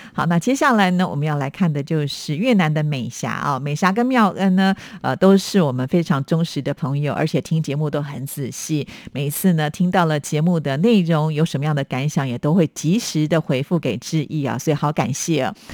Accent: Taiwan; 我们在台湾

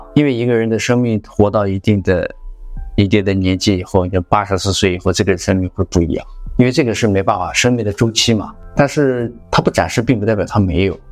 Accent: Tianshui, Gansu, China; moved away; 在我老家，因为我是甘肃天水人，我们那里道教很发达，道学很发达

